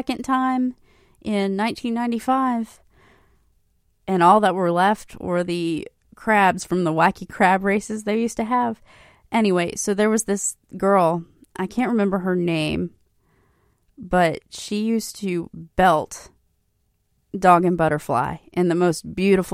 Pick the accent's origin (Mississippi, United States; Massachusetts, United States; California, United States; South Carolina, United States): South Carolina, United States; Hilton Head Island; when I was a kid growing up on Hilton Head